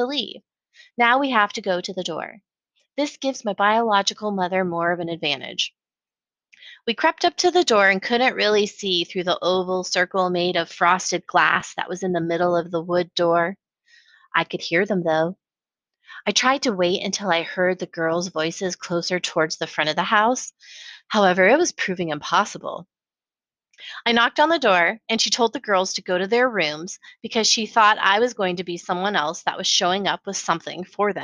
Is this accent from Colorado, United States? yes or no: yes; Colorado Springs, Colorado, United States; now in Austin, United States; growing up in Colorado Springs.